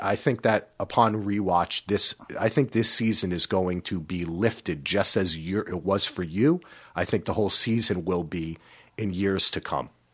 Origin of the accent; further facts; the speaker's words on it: East Coast, United States; now in West Coast, United States; We grew up on the East Coast. We came out here to the West Coast.